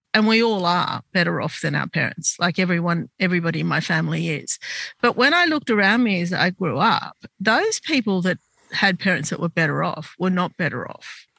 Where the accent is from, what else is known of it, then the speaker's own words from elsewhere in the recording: Sydney, New South Wales, Australia; I was born in Sydney, but my parents came from Lebanon to this country